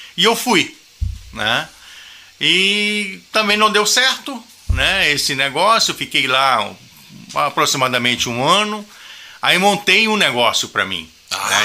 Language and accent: Portuguese; Manaus, Amazonas, Brazil; E moramos em Manaus. Eu nasci em Manaus, né? E lá também constituí família